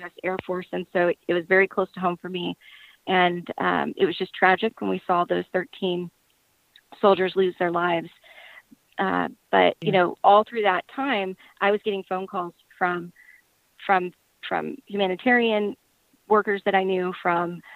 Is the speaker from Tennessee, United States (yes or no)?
no; Powhatan County, Virginia, United States; also born or lived in Chesterfield County, Virginia; I actually grew up in Powhatan, which is a rural county right next to Chesterfield